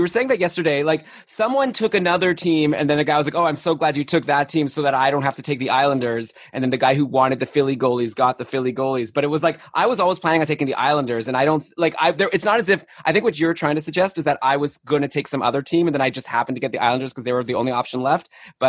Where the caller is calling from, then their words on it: Toronto, Ontario, Canada; I'm here in Toronto. I'm the only North American representation here.